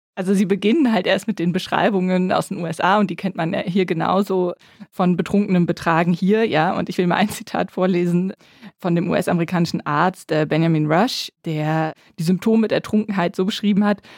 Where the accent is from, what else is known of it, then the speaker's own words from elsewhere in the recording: Bonn, North Rhine-Westphalia, Germany; Ich komme ja aus Bonn, also aus der Nähe von Köln